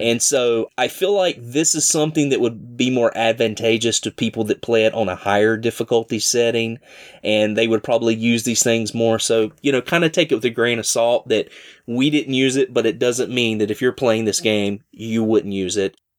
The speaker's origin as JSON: {"language": "English", "region": "Southern", "country": "United States", "accent": "rough Southern", "said": "my rough Southern accent"}